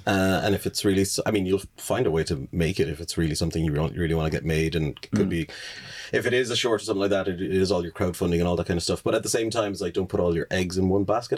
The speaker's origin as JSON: {"language": "English", "town": "Limerick", "region": "Munster", "country": "Ireland", "tie": "born or raised there", "also_born_or_lived": "Dublin", "said": "I was born in Dublin, but I've grown up my whole life in Limerick"}